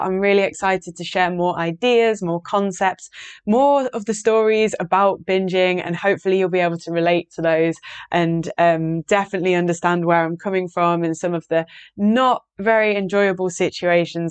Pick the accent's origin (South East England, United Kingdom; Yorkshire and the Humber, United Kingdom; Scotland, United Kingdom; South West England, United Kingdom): Yorkshire and the Humber, United Kingdom; I live in Yorkshire. I'm from Yorkshire, in the north of England.